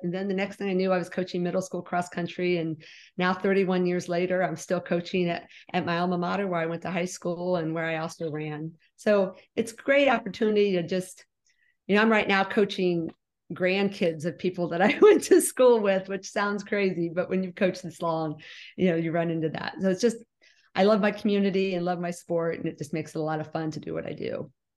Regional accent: West Liberty, Ohio, United States; also born or lived in Bowling Green, Ohio; We moved to West Liberty when I was almost four years old. So I've lived here all my life

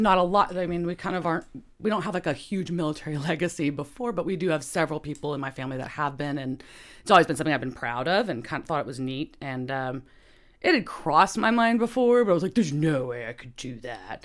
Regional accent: Bedford, Texas, United States; also born or lived in Dallas, Texas; I grew up in Bedford. So I'm from the suburbs in the middle

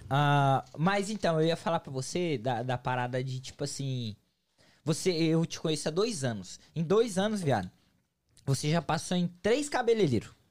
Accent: São Paulo, Brazil; now in United States; eu sou de São Paulo. E São Paulo não é tão quente

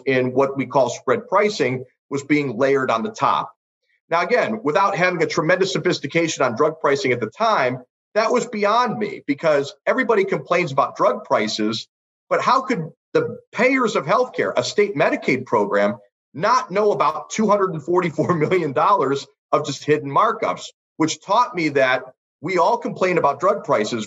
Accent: Ohio, United States; in my home state of Ohio

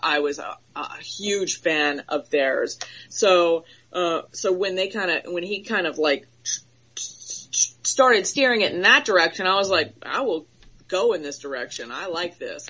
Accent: Florida, United States; I'm from Florida. I was born and raised in Florida, so I'm a hothead

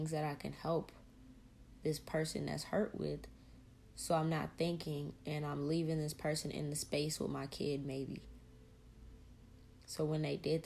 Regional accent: the South, United States; We're from the South, so it was a couple states over from where we were born.

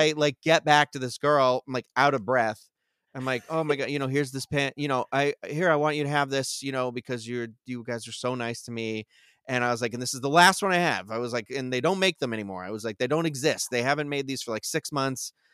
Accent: Carver, Massachusetts, United States; I grew up in Carver, Massachusetts

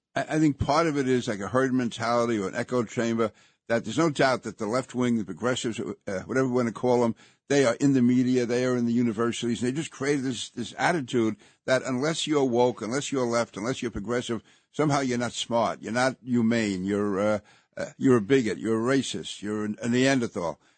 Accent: New York City, New York, United States; I grew up in Sunnyside

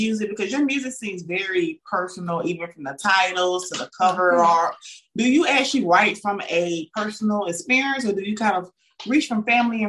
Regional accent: the South, United States; also born or lived in Atlanta, Georgia; We're from the South.

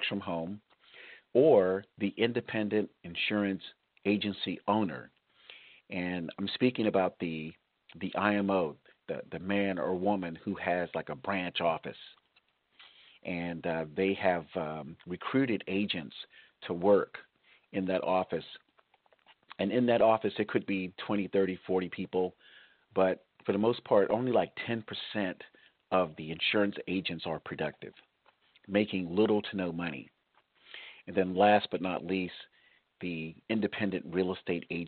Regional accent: South Florida, United States; now in California, United States; I was raised in South Florida, so I have a connection there.

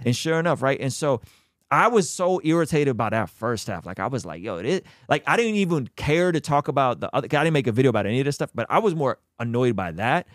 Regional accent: Azerbaijan; moved away; I'm from Azerbaijan, which is the country just, just, uh, to the right of Armenia

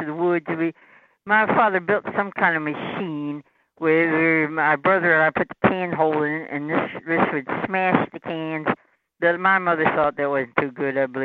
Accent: Augusta County, Virginia, United States; now in Richmond, United States; Yeah, so I was raised in Augusta County. At least we moved there when I was about 4 and a half.

